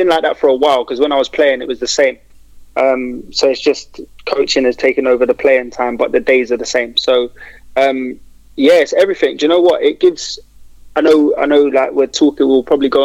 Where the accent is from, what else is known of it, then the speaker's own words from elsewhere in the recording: London, United Kingdom; I'm from Kennington, Oval, Brixton area.